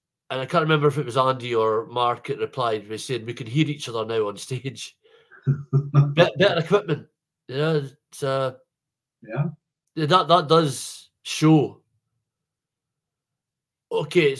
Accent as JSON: {"language": "English", "region": "Scotland", "country": "United Kingdom", "said": "being Scottish"}